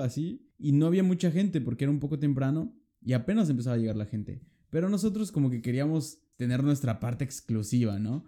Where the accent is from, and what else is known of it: Mexico; now in Lübeck, Germany